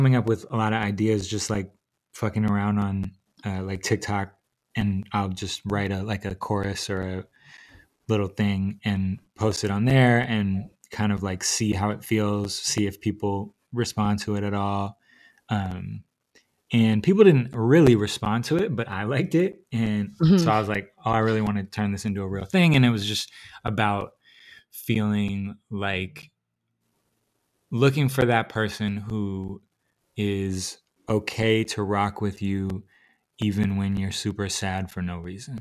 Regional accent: Seattle, Washington, United States; moved away as an adult; also born or lived in New York; I relocated to Seattle from New York

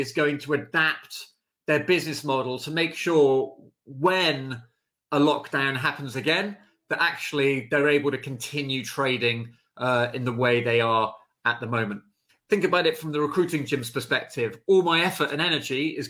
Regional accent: United Kingdom; how we feel as the British

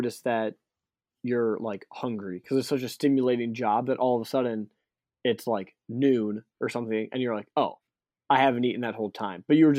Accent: Canada; French, I'm just Canadian.

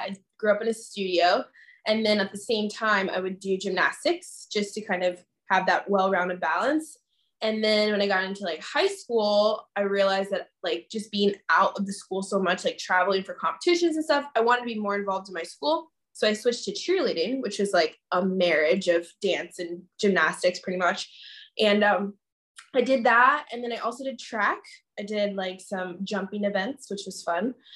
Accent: Pennsylvania, United States; moved away as an adult; also born or lived in Virginia / New Jersey; now in California, United States; I grew up in Pennsylvania, about an hour outside of New York City. I was born in Virginia, and then my mom and my dad, we moved up to Pennsylvania when I was like 7

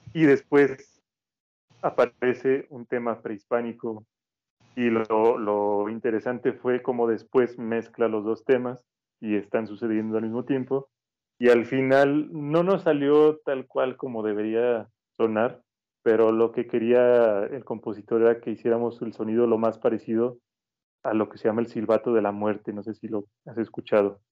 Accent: Mexico; nuestra cultura como mexicana

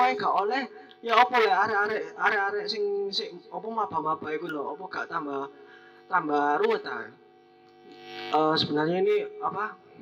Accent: Lumajang, East Java, Indonesia; di daerah saya Lumajang

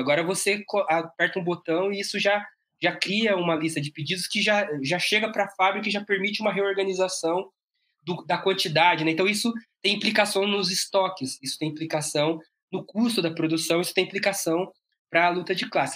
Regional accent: ABC Paulista, São Paulo, Brazil; eu sou daqui do ABC Paulista

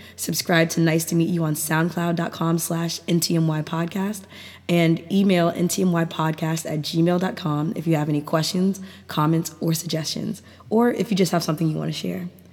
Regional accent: Maryland, United States; I grew up in Maryland, and I've lived here all my life

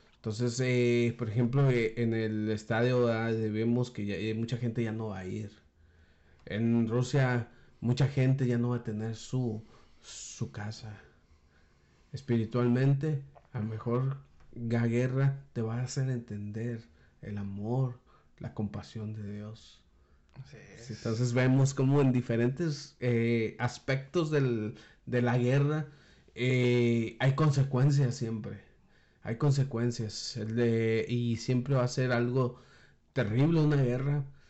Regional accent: Mexico; nosotros como mexicanos

